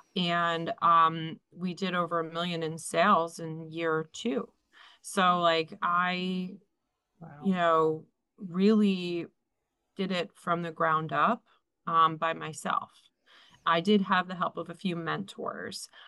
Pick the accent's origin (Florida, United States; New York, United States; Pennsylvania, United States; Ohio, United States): Pennsylvania, United States; Philadelphia; moved away as an adult; now in New Jersey, United States; I grew up in Philadelphia. I moved here when I was 18